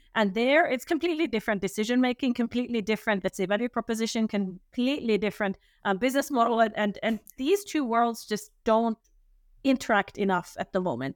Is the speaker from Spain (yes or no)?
no; Finland; now in Switzerland; I'm originally from Finland